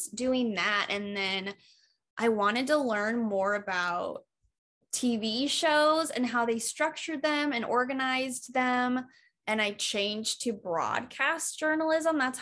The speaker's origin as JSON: {"language": "English", "region": "Iowa", "country": "United States", "tie": "born or raised there", "moved": "yes", "said": "I grew up in Iowa, which I love going back there"}